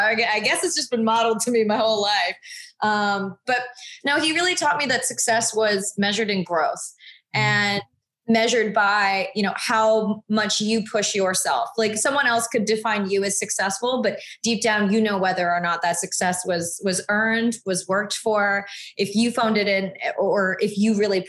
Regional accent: the South, United States; And then, you know, I grew up in the South where I'm usually the only Asian family on a military base.

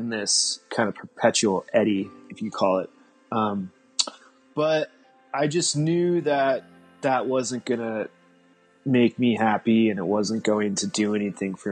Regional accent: Colorado, United States; I grew up in Colorado

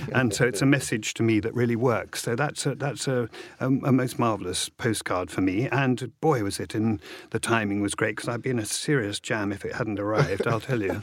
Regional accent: Hastings, South East England, United Kingdom; my mother flew back and I was born in Hastings.

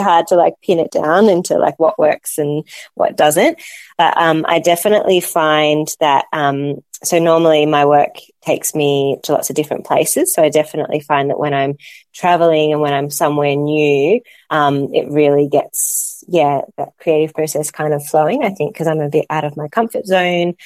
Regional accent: Melbourne, Victoria, Australia; also born or lived in Solomon Islands / Cambodia; in Australia or in, in Melbourne, my hometown

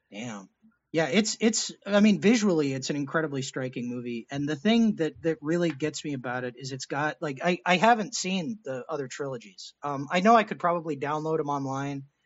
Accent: Texas, United States; I was born in Texas

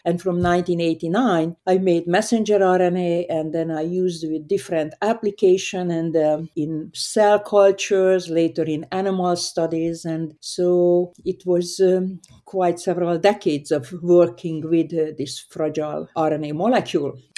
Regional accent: Hungary; moved away; I grew up in Hungary, a very small town

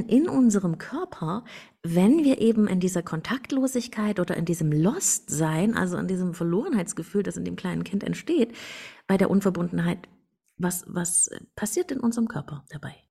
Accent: Germany; Ich bin in der DDR geboren

